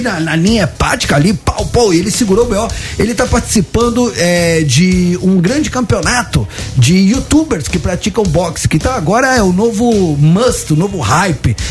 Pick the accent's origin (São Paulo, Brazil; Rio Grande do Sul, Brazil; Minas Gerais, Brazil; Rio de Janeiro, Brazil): Rio de Janeiro, Brazil; accent: Carioca; eu, eu tenho sotaque de carioca, mas eu sou argentino